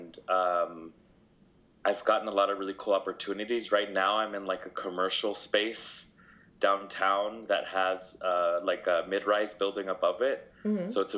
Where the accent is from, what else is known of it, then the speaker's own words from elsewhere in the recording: Las Vegas, Nevada, United States; first language Spanish; English is a second language; I love Vegas. I was born and raised here, so to me, it's home